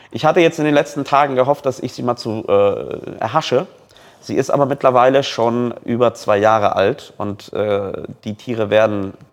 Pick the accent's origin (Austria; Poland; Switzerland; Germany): Poland; ey, ich bin Pole, ich kenne meine Landsleute.